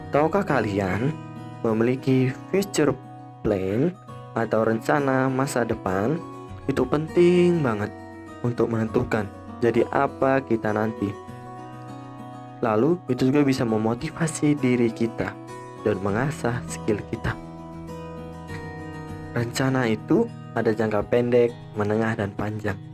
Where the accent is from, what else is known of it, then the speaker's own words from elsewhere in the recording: Bandar Lampung, Lampung, Indonesia; born there; Aku lahir di kota Bandar Lampung pada tanggal 20 Maret 2003.